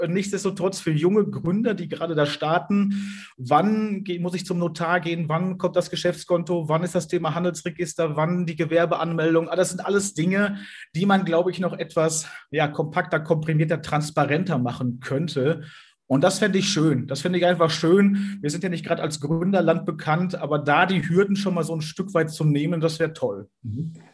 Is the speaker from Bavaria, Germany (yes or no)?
no; Sauerland, North Rhine-Westphalia, Germany; hier im Sauerland, wo ich herkomme